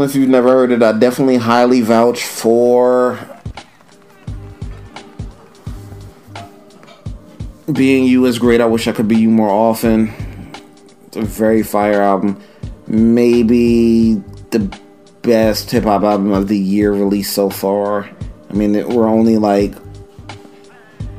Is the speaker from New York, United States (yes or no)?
yes; New York City, New York, United States; I'm not from gentrified Harlem. I'm from Old Harlem